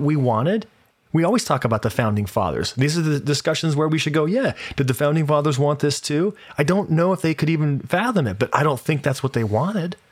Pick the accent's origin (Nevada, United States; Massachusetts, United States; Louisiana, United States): Nevada, United States; Las Vegas; moved away; I'm from Las Vegas